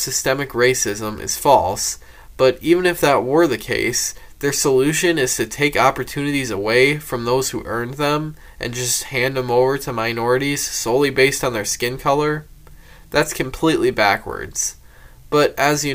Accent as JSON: {"language": "English", "country": "United States", "said": "as an American myself"}